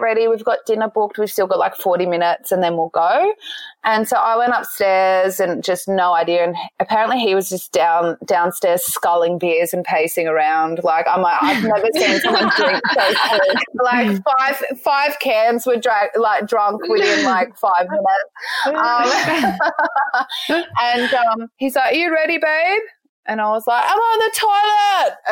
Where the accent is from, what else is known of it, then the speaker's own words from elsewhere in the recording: Central Coast, New South Wales, Australia; also born or lived in Sydney; I grew up on the Central Coast